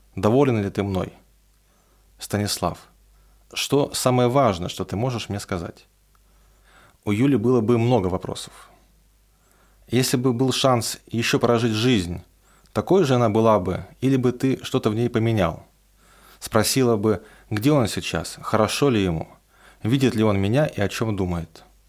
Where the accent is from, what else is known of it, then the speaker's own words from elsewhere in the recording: Roslavl, Smolensk Oblast, Russia; moved away; отправиться в Рославль, откуда я родом